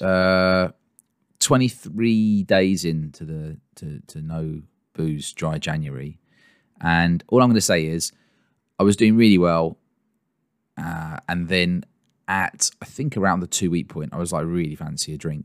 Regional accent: England, United Kingdom; I'm English, not Scottish

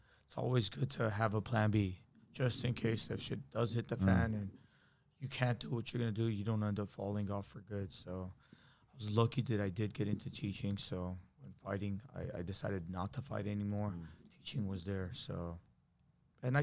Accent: United States; we grew up over here, I'm Armenian, but I'm an American Armenian

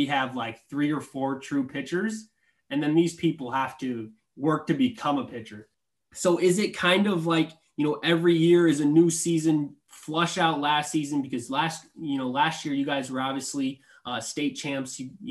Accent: East Buchanan, Iowa, United States; Because I'm from East Buchanan. I was from East Buchanan, and, you know, we're a smaller class

